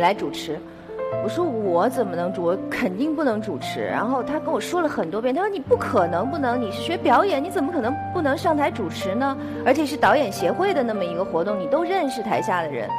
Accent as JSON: {"language": "Chinese", "region": "Beijing", "country": "China", "tie": "born or raised there", "said": "我小时候在北京市少年宫学的是书法"}